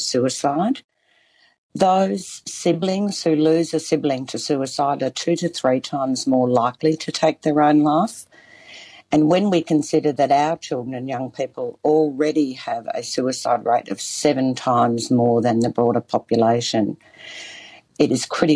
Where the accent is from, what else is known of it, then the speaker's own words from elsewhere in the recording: Bendigo, Victoria, Australia; I grew up in Victoria, in Bendigo, on Dja Dja Wrang country.